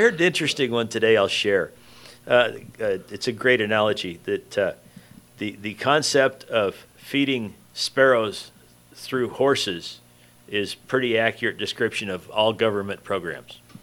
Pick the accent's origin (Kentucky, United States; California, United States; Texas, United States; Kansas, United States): California, United States; Riverside; you and I were raised in Riverside